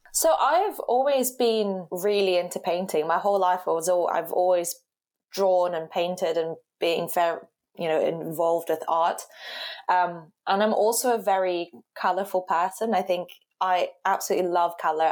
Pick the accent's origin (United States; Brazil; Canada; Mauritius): Brazil; Rio de Janeiro; now in Cambridge, United Kingdom; I grew up in Rio. So Rio to me is my, my home